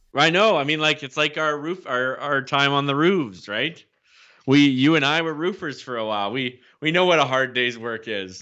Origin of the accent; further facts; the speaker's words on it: the Midwest of Canada, the Prairies, Canada; I feel like I'm kind of from the Midwest of Canada, maybe the the West West